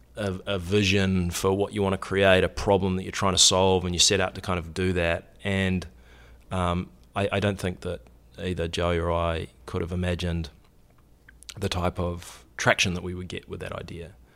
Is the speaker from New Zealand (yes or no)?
yes; New Zealand; moved away as an adult; I grew up in New Zealand. I, uh, came to university here on a soccer scholarship